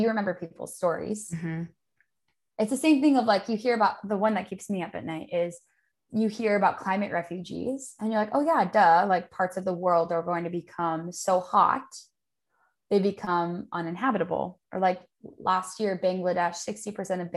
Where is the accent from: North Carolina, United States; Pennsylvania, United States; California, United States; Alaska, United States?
California, United States; Los Angeles; I grew up in Los Angeles and I spent my childhood in the ocean